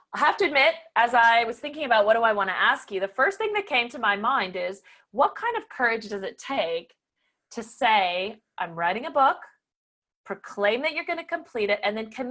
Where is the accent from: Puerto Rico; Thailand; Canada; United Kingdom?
Canada; the French part of Canada, Quebec; I come from the French part of Canada